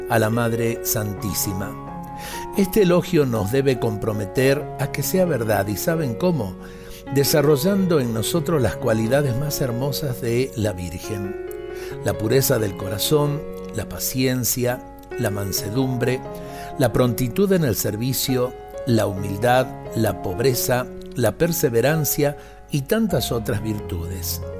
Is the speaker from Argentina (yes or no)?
yes; Argentina; Qué bello pensar en esa cualidad que tenemos los argentinos.